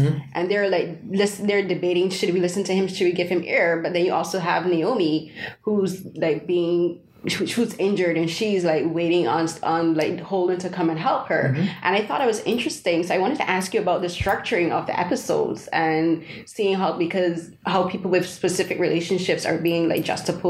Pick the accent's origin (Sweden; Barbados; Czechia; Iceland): Barbados; because I'm an immigrant. {S1} Yeah, {S0} I'm from Barbados.